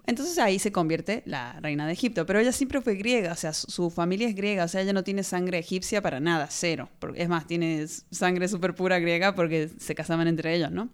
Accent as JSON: {"language": "Spanish", "country": "Argentina"}